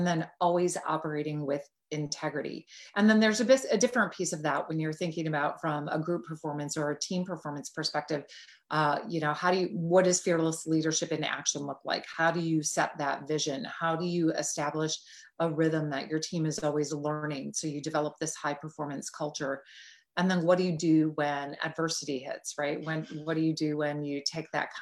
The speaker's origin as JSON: {"language": "English", "town": "Green Bay", "region": "Wisconsin", "country": "United States", "tie": "born or raised there", "moved": "yes", "said": "I grew up just outside of Green Bay, Wisconsin."}